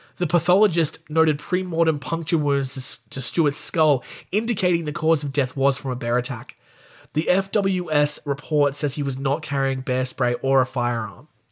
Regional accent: Australia; I'm an Australian.

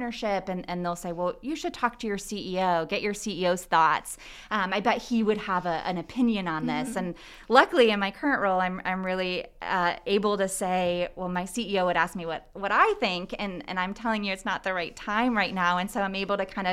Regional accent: Cadillac, Michigan, United States; moved away as an adult; also born or lived in Chicago; now in Muncie, United States; I grew up in the Cadillac area, so it's northern-ish. It's about 2 hours north of Lansing

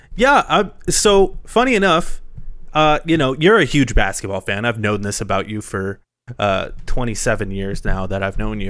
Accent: Phoenix, Arizona, United States; My hometown is, like, actually going places

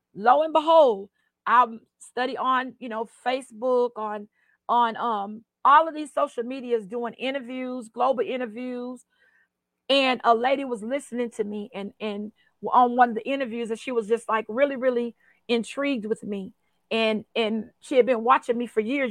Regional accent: Post, Texas, United States; I grew up in Post, Texas

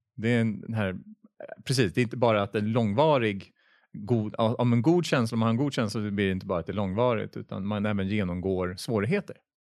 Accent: Sweden; jag är svensk

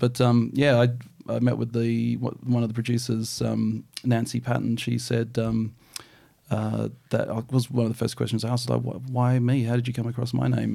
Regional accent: New Zealand; now in Australia; I'm a Kiwi-born boy

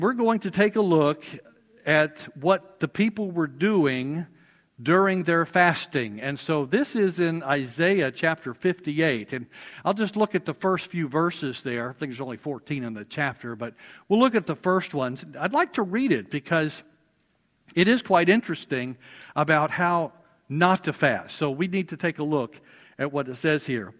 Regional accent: Alabama, United States; I'm from Alabama

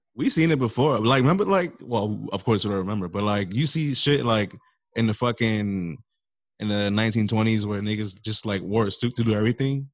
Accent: New York, United States; accent: New York; we all got a New York accent.

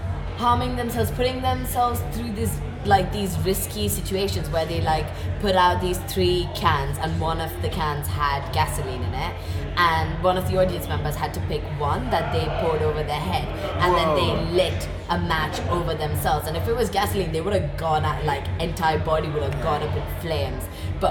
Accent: India; as an Indian person

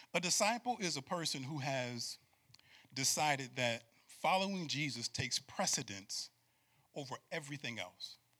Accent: Syracuse, New York, United States; born and raised in Syracuse, New York

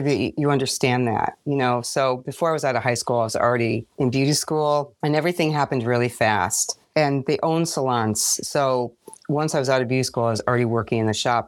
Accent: Chicago, Illinois, United States; I am from Hyde Park in Chicago

